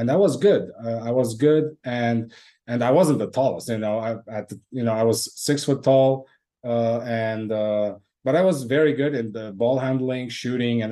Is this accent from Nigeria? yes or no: no; Lebanon; moved away; was born and raised in Lebanon, but yeah, by ancestry, I'm Armenian